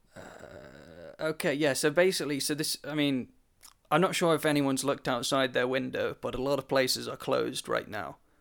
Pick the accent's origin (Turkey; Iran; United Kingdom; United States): United Kingdom; me being British